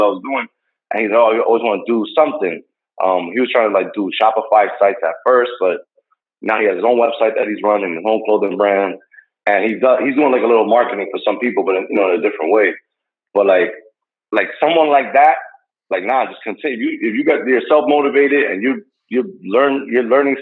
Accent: Hackensack, New Jersey, United States; I grew up in Hackensack

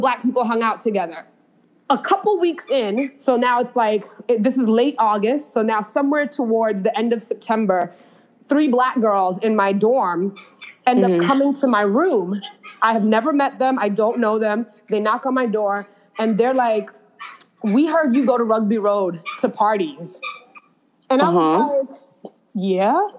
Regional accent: New York, United States; also born or lived in Kingston, Jamaica; I'm from New York

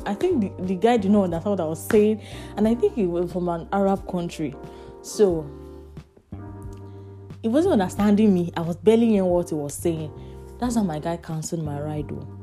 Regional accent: Nigeria; moved away as an adult; also born or lived in Lagos; now in Manchester, United Kingdom; a fellow Nigerian

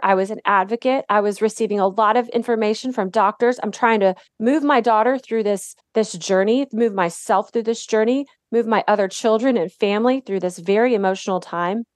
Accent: Dallas, Texas, United States; also born or lived in Detroit, Michigan / Indianapolis, Indiana / Waco, Texas; I grew up in Dallas. I actually was born in Detroit

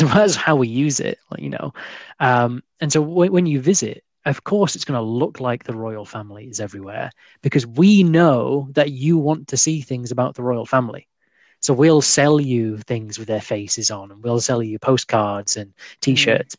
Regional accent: United Kingdom; we as British people

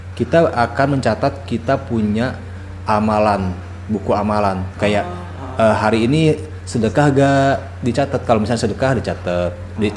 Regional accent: Bandung, West Java, Indonesia; moved away; also born or lived in Raja Ampat, Papua; aslinya dari Bandung

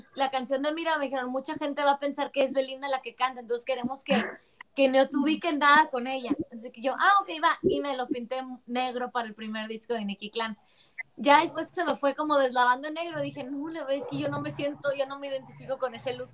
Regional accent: Mexicali, Baja California, Mexico; Yo soy la única que soy de Mexicali

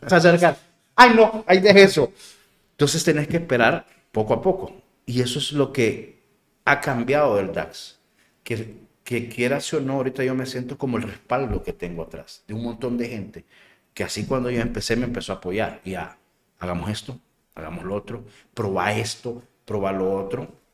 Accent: El Salvador; soy moreno y soy salvadoreño

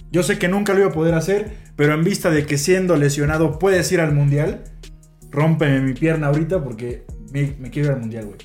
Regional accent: Mexico; Pero somos México, güey. Nuestro mundial dura tres partidos.

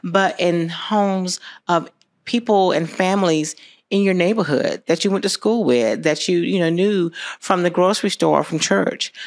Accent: Americus, Georgia, United States; I grew up here. I, um, graduated from America's High School

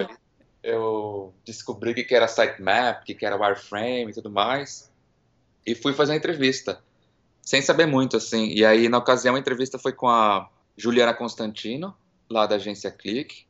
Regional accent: São Paulo, Brazil; moved away as an adult; also born or lived in Miami / New York; now in San Francisco, United States; Eu nasci em São Paulo, fui criado lá e fiquei por lá até meus vinte e poucos anos.

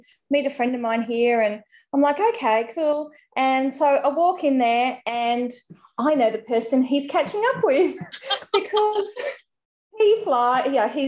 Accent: Innisfail, Queensland, Australia; also born or lived in Ayr, Australia; now in Cairns, Australia; I grew up in Innisfail, which, you know, wasn't Western, but it was rural, and I grew up on property there

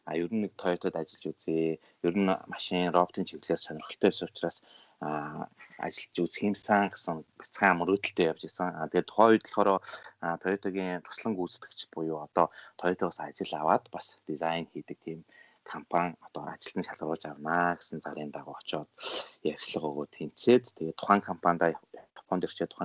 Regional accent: Mongolia; moved away as an adult; now in Japan

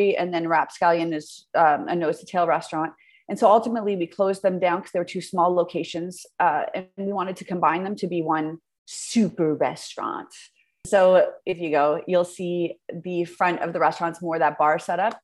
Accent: Hamilton, Ontario, Canada; I'm born and raised in Hamilton, which I'm super proud

